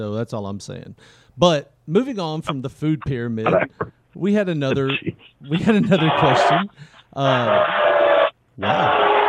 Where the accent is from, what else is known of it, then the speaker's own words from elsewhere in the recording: Tennessee, United States; We're from Tennessee, so we've heard all these stories from family and friends of all the things they used to eat back in the day.